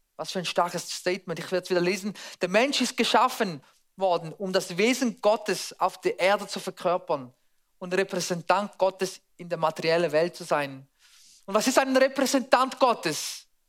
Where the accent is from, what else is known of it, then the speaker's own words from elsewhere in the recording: Switzerland; bei uns in der Schweiz